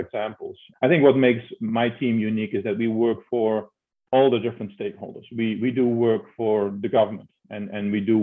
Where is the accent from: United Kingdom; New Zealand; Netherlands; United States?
Netherlands; accent: Dutch; moved away as an adult; I'm Dutch, as you can tell by my name and hear by my accent. So growing up in the Netherlands